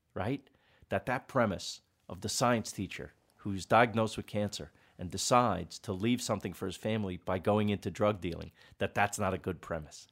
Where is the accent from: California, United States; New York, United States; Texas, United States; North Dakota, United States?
New York, United States; New York City; we're both from Queens